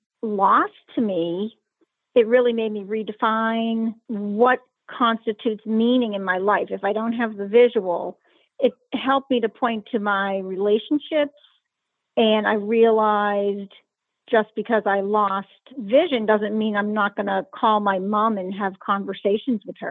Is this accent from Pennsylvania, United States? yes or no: yes; Pittsburgh, Pennsylvania, United States; I am from Pittsburgh, Pennsylvania